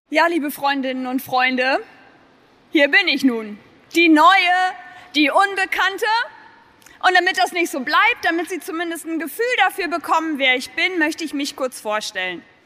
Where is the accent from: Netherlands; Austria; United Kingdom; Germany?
Germany; Lindern, Lower Saxony; bei uns in Lindern